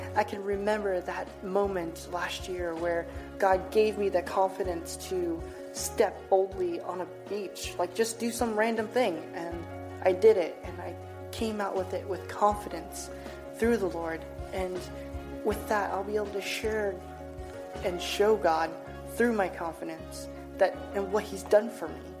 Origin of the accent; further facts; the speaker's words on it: Reedsport, Oregon, United States; I was born in a small town of Reedsport, Oregon